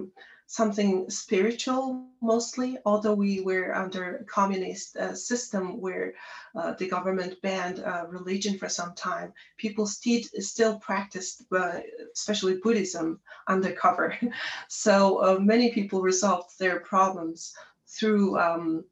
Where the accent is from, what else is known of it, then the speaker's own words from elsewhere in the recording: Darkhan, Darkhan-Uul, Mongolia; moved away as an adult; also born or lived in Ulaanbaatar, Mongolia; I was born in Ulaanbaatar, the capital city of Mongolia. However, I grew up in Darhang, a smaller city in Mongolia.